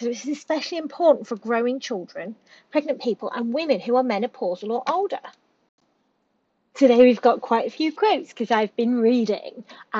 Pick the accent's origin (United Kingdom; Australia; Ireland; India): United Kingdom; we are British